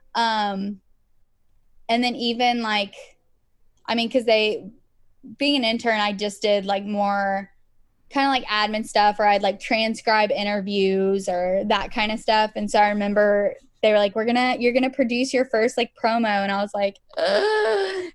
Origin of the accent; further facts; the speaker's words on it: Georgia, United States; I was born in Georgia